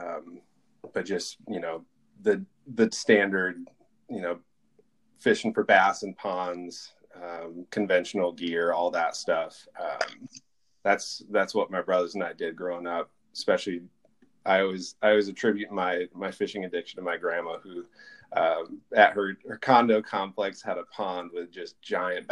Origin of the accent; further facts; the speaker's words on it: Holland, Michigan, United States; moved away as an adult; also born or lived in Seattle, Washington / Iowa; now in Washington, United States; I grew up in Michigan, west side, Holland, Michigan, to be exact. So I grew up there and left when I was 18